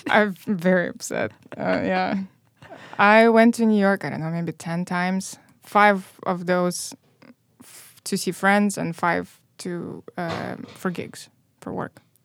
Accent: Moldova; English is a second language; moved away as an adult; now in Chicago, United States; I grew up in Moldova

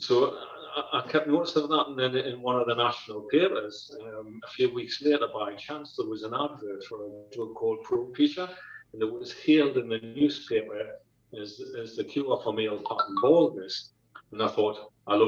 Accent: North East England, United Kingdom; I grew up in the northeast of England with mom and dad.

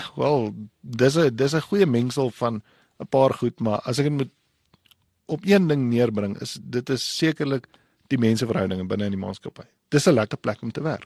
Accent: Windhoek, Khomas, Namibia; also born or lived in Gobabis; Ek ek is gebore in in Windhoek en ek kom van Namibia af

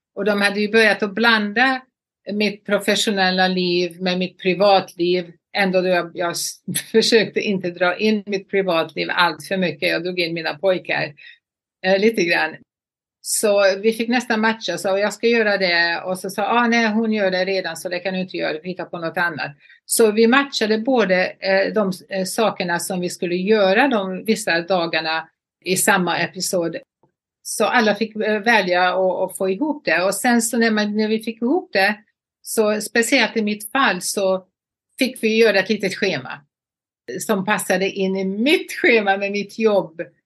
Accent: Borås, Västra Götaland, Sweden; moved away as an adult; also born or lived in Los Angeles, United States; now in Palm Beach, United States; Borås var min hemstad

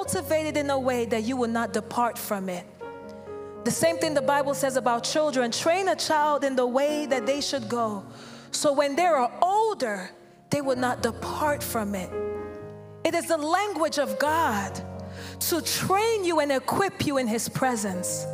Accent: Nigeria; I'm from Nigeria.

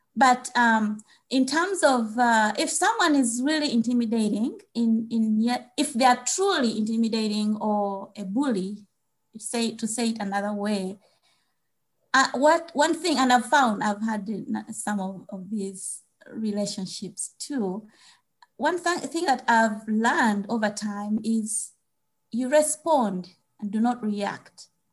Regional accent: Uganda; moved away as an adult; now in United States; growing up in Uganda

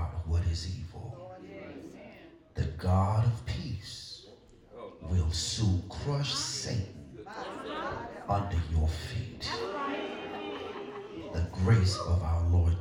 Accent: Fairmont, North Carolina, United States; I grew up in Fairmont, North Carolina

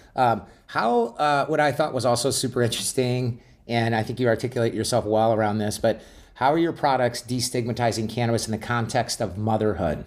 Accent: Glendale, Arizona, United States; I grew up in Glendale, Arizona

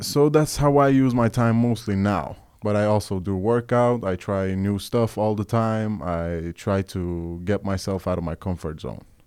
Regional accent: Oslo, Norway; I'm a musician from Norway, born and raised

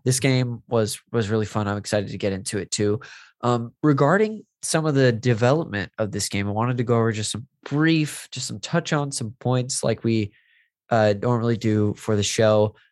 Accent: Modesto, California, United States; moved away; my hometown when I was visiting uh, Modesto

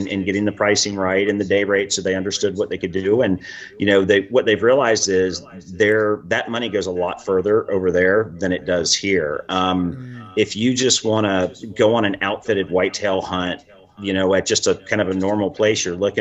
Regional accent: United States; as an American

